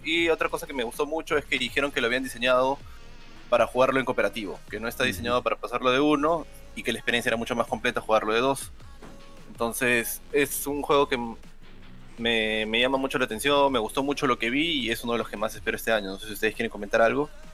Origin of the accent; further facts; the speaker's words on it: Peru; obvio que soy peruano